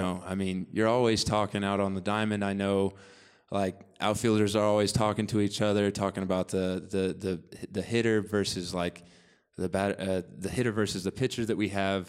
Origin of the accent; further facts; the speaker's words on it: Bolivar, Missouri, United States; I'm from Bolivar, Missouri originally, uh, which is the next biggest town close to there is Springfield, which is in the southwest corner of Missouri